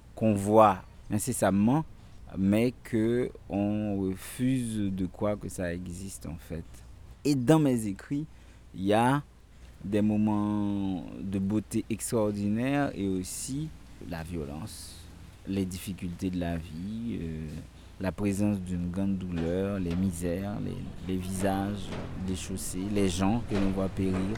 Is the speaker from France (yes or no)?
no; Port-au-Prince, Ouest, Haiti; also born or lived in Artibonite, Haiti; j'ai été élevé d'abord euh, à Port-au-Prince